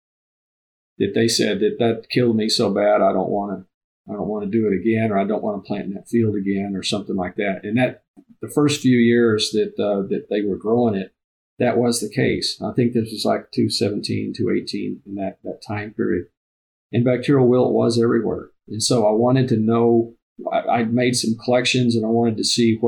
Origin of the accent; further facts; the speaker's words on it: Texas, United States; now in Nebraska, United States; I'm from Texas originally